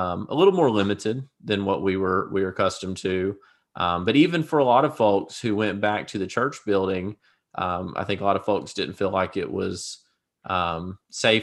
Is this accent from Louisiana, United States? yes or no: yes; Louisiana, United States; moved away as an adult; now in Arkansas, United States; I am from Louisiana originally